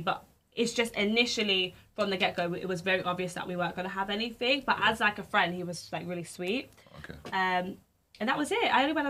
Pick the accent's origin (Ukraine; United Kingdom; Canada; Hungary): United Kingdom; London; also born or lived in Manchester; I grew up in London. So I kind of wanted to go back to London.